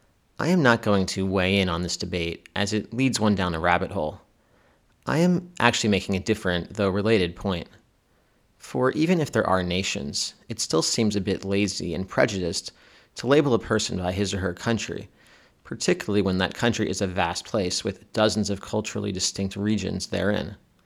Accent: Cheltenham, Pennsylvania, United States; moved away as an adult; also born or lived in Philadelphia / Israel; now in Berlin, Germany; I'm not really from America, I'm from Cheltenham.

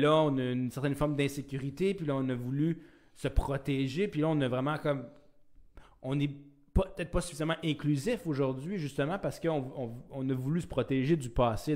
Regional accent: Chibougamau, Quebec, Canada; je viens de, du, nord du Québec. Je viens d'une petite ville.

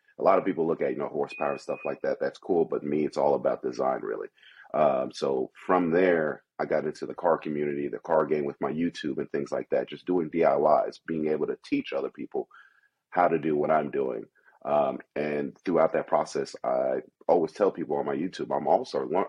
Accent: New York City, New York, United States; moved away; also born or lived in Kentucky / Philadelphia; I grew up in Brooklyn, New York, pretty rough. I've been in some other neighborhoods, moving outside of New York to even Kentucky and Philly

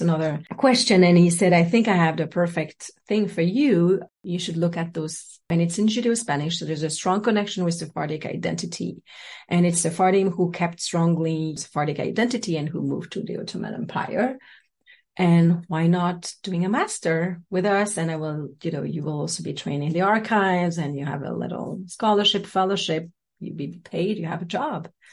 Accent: French Guiana; born or raised there; moved away; also born or lived in south of France

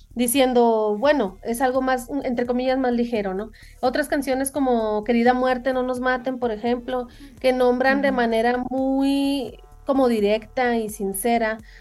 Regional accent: Sonora, Mexico; moved away; also born or lived in United States; son sonidos que yo crecí escuchando, pues, en Sonora

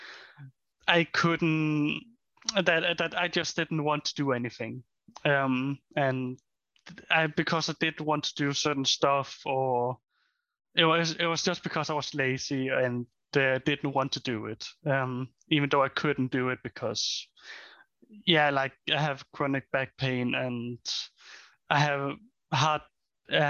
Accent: Denmark; I'm from Denmark

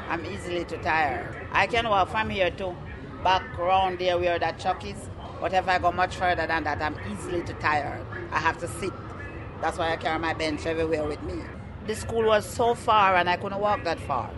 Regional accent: Jamaica; moved away as an adult; I was born in Jamaica

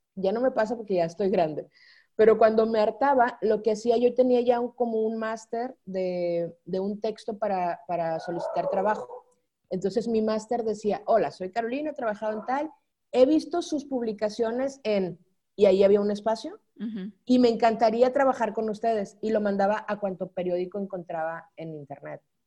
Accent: Sinaloa, Mexico; moved away as an adult; also born or lived in Guadalajara / Culiacán / Nuevo Laredo / Mexico City; soy sinaloense y en Sinaloa se dice marotona.

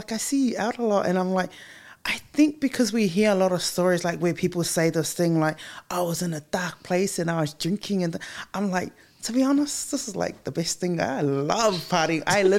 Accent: Christchurch, Canterbury, New Zealand; also born or lived in Wellington; I was born in Wellington, and then we moved to Christchurch. So funny, because when we were in Christchurch, I was really, really young, and it was me, my mom, and my older brother.

